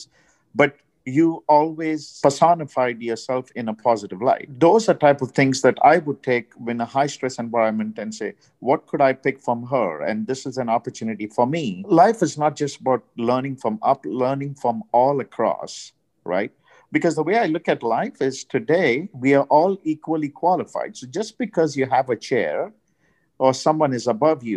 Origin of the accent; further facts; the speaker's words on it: India; now in United States; I'm from India.